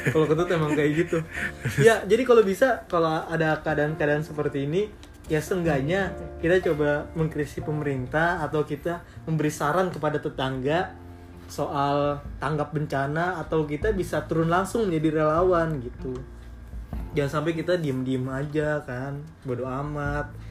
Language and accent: Indonesian; Tambun, West Java, Indonesia; Iya kita orang Tambun, jadi sedikit selau sih sama sama keadaan ini walaupun miris ya karena termasuk kabupaten Bekasi.